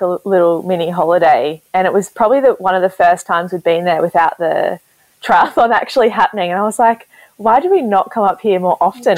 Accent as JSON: {"language": "English", "town": "Gold Coast", "region": "Queensland", "country": "Australia", "tie": "born or raised there", "lives_now": "Brisbane, Australia", "said": "I grew up on the Gold Coast, so it's a bit further, but we're both actually living in Brisbane now together."}